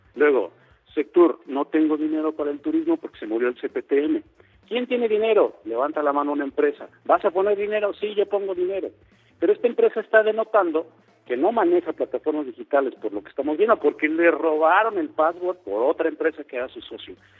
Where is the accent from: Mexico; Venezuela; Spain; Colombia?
Mexico; somos los mexicanos